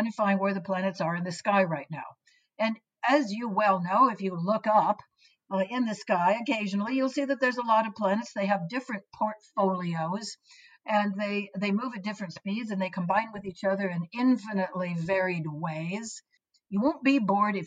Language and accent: English; United States; I'm a Westerner, since I'm an American